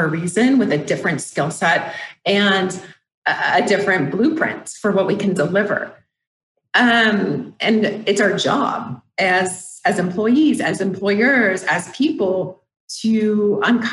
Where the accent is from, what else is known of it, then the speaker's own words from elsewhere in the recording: Phoenix, Arizona, United States; moved away as an adult; also born or lived in San Diego; I'm from Phoenix